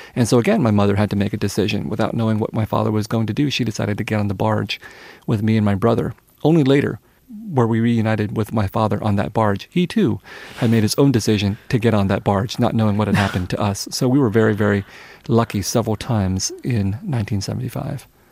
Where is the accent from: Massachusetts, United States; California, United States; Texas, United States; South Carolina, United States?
California, United States; San Jose; English is a second language; also born or lived in Vietnam; I was growing up in San Jose, in a Vietnamese family, Vietnamese household, where Vietnamese was always spoken